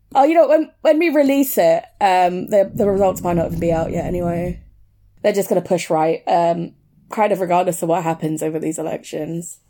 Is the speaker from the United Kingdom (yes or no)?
yes; United Kingdom; also born or lived in Brent, London / Leicester; it's either Brent or Leicester, and I grew up in both